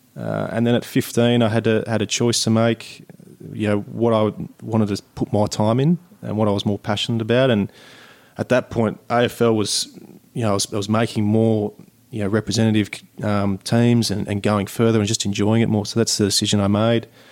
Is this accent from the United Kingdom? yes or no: no; Sydney, New South Wales, Australia; kid growing up in Sydney